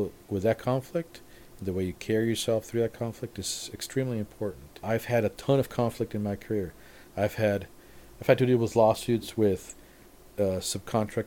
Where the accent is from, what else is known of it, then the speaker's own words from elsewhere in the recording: Mexico; moved away as an adult; also born or lived in Cabo San Lucas, Mexico / Victorville, United States; now in United States; I grew up in Mexico. I lived in Cabo. And then I'm in Victorville.